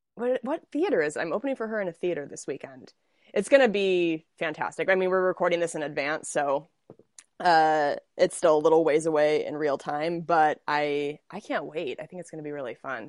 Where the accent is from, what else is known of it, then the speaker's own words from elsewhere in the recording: Spokane, Washington, United States; moved away; I would have just been in Spokane, my hometown